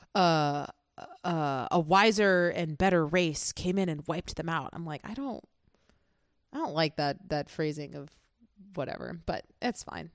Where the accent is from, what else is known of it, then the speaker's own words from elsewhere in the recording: United States; as an American